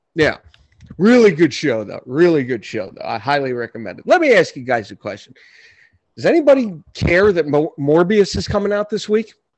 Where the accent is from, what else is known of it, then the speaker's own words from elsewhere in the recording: New York City, New York, United States; now in Orange County, New York, United States; I was born in Brooklyn.